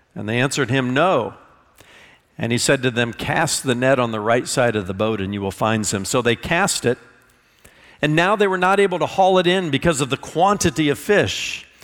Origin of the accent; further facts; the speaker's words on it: Indiana, United States; I'm from Indiana